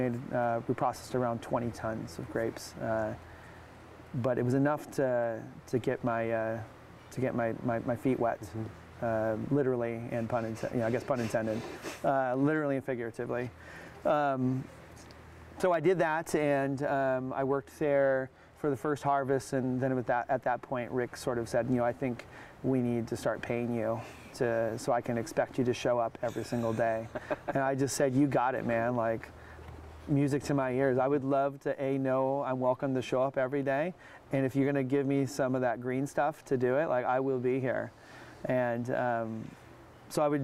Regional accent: Oregon, United States; also born or lived in Washington; I knew I wanted to come back to Oregon. I'm from Oregon. My family's from Oregon

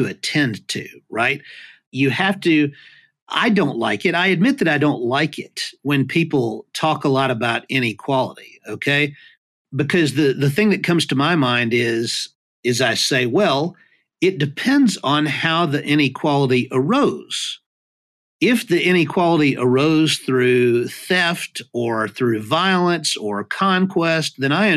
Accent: United States; as an American

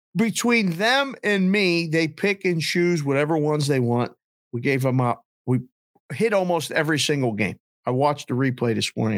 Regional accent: Pittsburgh, Pennsylvania, United States; moved away as an adult; also born or lived in Caribbean; now in Scottsdale, United States; growing up in Pittsburgh and having some really hard winters

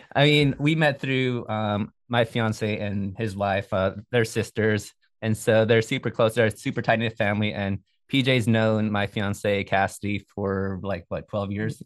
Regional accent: Bethel, Alaska, United States; I'm from Bethel, which is a we call it a small town in Alaska

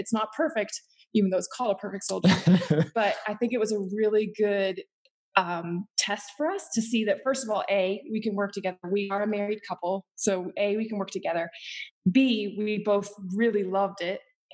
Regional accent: Appalachia, West Virginia, United States; moved away as an adult; also born or lived in Northfield, Minnesota; I grew up in Appalachia, West Virginia, like in the mountains of Appalachia

